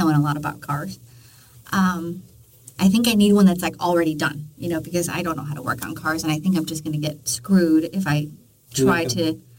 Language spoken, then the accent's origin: English; Anaheim, California, United States; I grew up in Anaheim and I'm Mexican